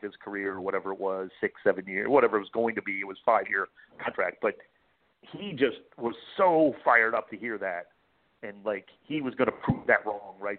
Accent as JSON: {"language": "English", "town": "Cleveland", "region": "Ohio", "country": "United States", "tie": "born or raised there", "moved": "yes", "said": "I'm born and raised in Cleveland"}